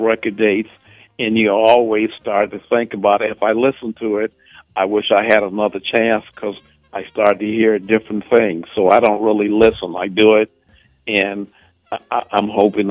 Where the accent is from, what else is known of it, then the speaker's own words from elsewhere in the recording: Evanston, Illinois, United States; moved away as an adult; also born or lived in Chicago; now in New York, United States; I was born in Evanston, Illinois.